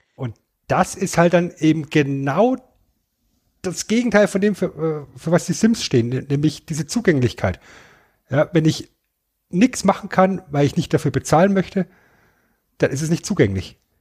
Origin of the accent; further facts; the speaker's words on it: Germany; bei uns in Deutschland